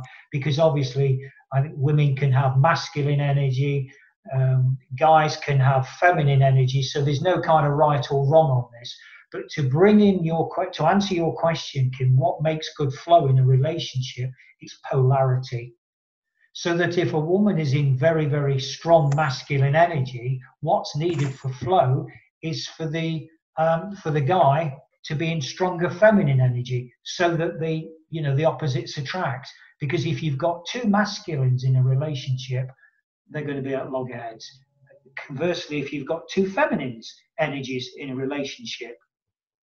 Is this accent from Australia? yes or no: no; Nottingham, East Midlands, United Kingdom; my boyhood team from my hometown in Nottingham in England